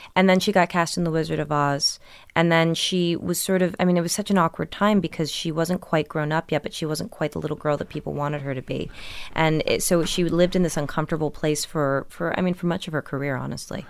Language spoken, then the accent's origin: English; Millburn, New Jersey, United States; also born or lived in Brooklyn, New York; I was born in Brooklyn, but raised in New Jersey